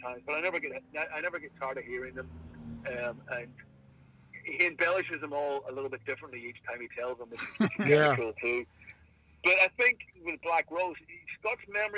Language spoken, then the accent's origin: English; Ireland; being Irish